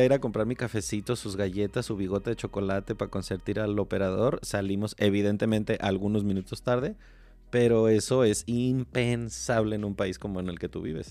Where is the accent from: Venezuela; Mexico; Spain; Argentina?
Mexico